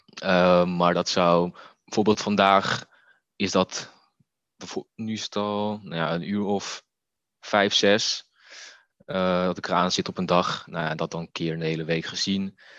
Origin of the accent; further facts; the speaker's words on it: Netherlands; als Molukse jongen in een klein Nederlands dorp